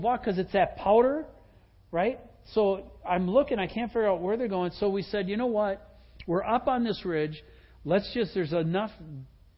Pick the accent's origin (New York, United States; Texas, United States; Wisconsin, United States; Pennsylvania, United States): Wisconsin, United States; moved away; I grew up in Wisconsin.